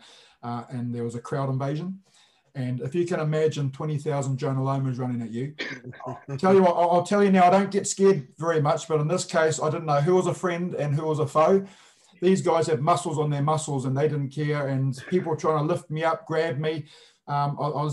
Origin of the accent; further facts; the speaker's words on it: Japan; now in New Zealand; I was born and raised in Japan.